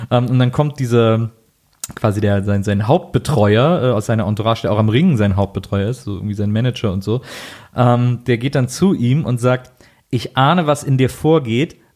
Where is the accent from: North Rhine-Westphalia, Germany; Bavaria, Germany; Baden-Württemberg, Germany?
North Rhine-Westphalia, Germany; Cologne; Meiner hieß Neuschwanstein. Ich komme ja aus Köln.